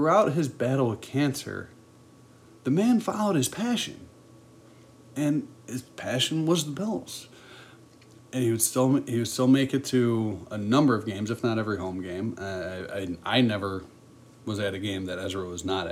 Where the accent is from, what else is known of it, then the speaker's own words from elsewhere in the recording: Buffalo, New York, United States; I'm born and raised in Buffalo